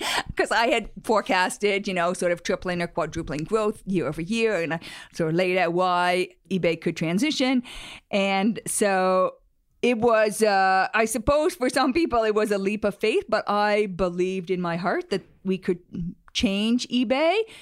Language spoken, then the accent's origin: English; Canada; moved away as an adult; also born or lived in Silicon Valley, United States; I was from Canada and wanted to move